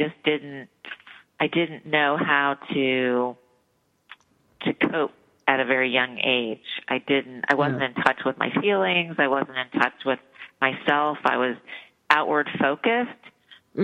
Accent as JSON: {"language": "English", "town": "Dayton", "region": "Ohio", "country": "United States", "tie": "born or raised there", "said": "I grew up in Dayton, Ohio"}